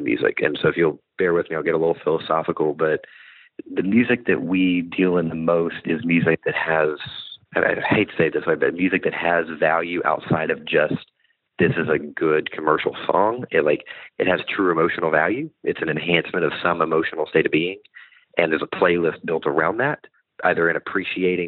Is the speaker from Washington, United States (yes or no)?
no; Bentonville, Arkansas, United States; moved away as an adult; also born or lived in Nashville